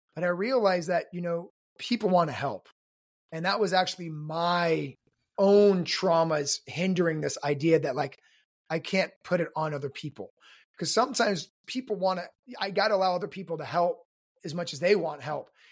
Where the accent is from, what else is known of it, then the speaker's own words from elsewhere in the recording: South Korea; I was born in Korea to an American soldier